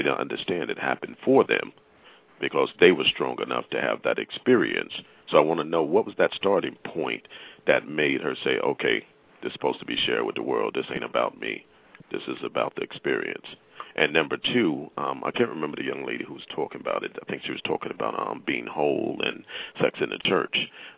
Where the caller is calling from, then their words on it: New York City, New York, United States; also born or lived in Long Island; I'm calling from New York City.